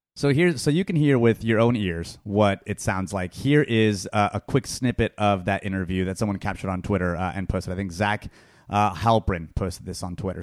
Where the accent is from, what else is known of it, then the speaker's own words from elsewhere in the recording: California, United States; I was born and raised in California